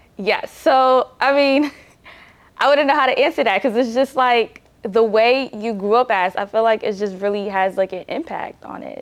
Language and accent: English; New Jersey, United States; I didn't grow up in Nigeria. I grew up in New Jersey.